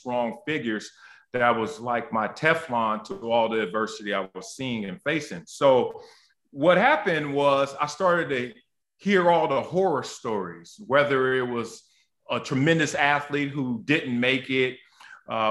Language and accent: English; Los Angeles, California, United States; also born or lived in Compton; growing up in Los Angeles, at the time, Compton, and then we moved South Central Los Angeles